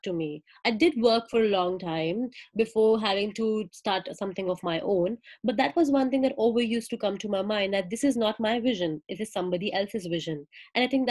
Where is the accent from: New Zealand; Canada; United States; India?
India; moved away as an adult; now in Melbourne, Australia; I'm from India and now I'm living in Melbourne, Australia